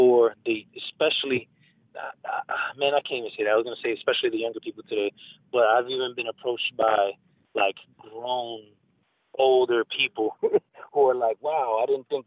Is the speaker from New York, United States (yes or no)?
yes; New York City, New York, United States; born and raised in the Bronx, New York